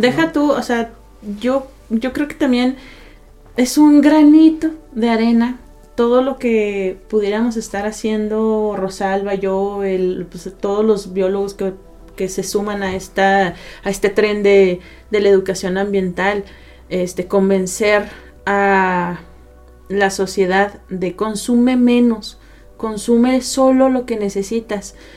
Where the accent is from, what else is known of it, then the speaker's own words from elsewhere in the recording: Ciudad Juárez, Chihuahua, Mexico; no vengo, no nací aquí en Ciudad Juárez